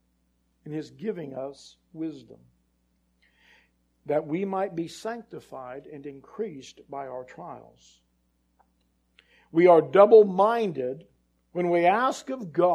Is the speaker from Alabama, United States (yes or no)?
no; near Santa Cruz, California, United States; I grew up near Santa Cruz